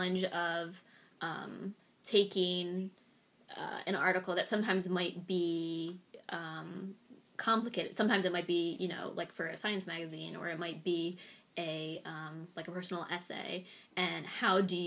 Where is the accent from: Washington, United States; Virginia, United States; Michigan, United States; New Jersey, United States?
New Jersey, United States; I grew up in South Jersey, but like, rarely really did anything in the city